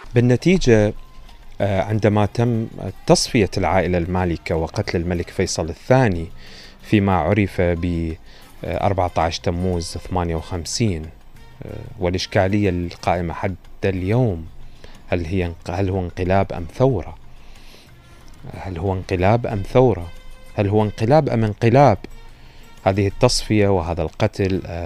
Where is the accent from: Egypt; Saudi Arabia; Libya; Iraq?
Iraq; إحنا دائما عندنا في العراق